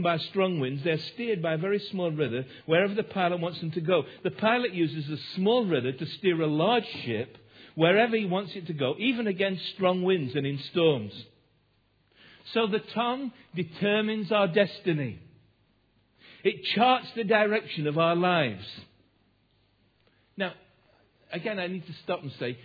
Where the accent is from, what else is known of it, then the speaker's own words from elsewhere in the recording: Derbyshire, East Midlands, United Kingdom; as a child on several occasions growing up in Derbyshire